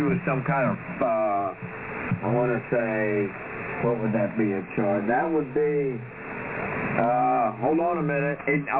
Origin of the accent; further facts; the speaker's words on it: United States; I'm an American.